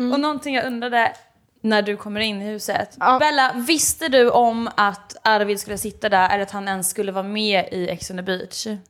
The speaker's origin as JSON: {"language": "Swedish", "town": "Norrköping", "region": "Östergötland", "country": "Sweden", "also_born_or_lived": "Malmö", "moved": "as an adult", "lives_now": "Gothenburg, Sweden", "said": "Åker hem till Norrköping"}